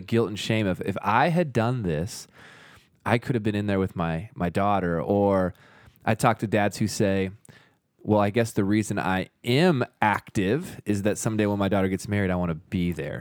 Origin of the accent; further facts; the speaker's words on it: the Northwest, Pacific Northwest, United States; now in Utah, United States; I grew up in the Northwest.